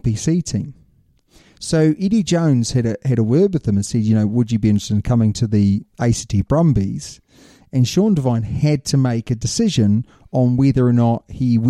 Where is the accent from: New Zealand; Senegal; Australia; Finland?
New Zealand; I'm a Kiwi